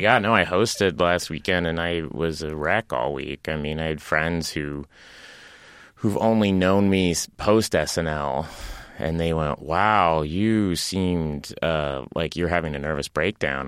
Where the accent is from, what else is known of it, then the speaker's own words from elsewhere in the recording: Tulsa, Oklahoma, United States; moved away as an adult; also born or lived in Los Angeles; I grew up in Tulsa, Oklahoma